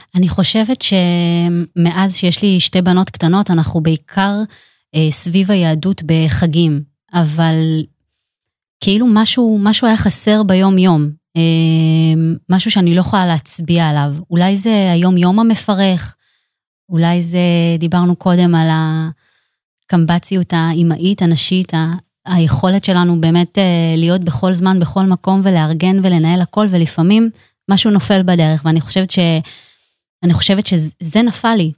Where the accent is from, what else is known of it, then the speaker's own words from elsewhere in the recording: Netanya, Central District, Israel; אני גדלתי, אה, בעיר נתניה